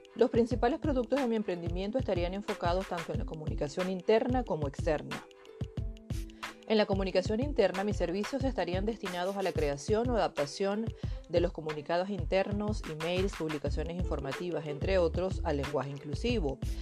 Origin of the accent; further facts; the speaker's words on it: Venezuela; moved away as an adult; now in Spain; Nací en Venezuela, pero actualmente llevo casi 10 años radicada en España.